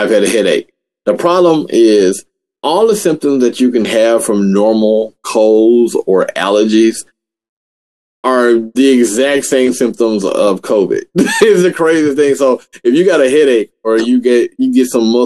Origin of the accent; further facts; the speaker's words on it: Memphis, Tennessee, United States; now in Texas, United States; I was in, you know, in my home state in Memphis for the last 3 weeks.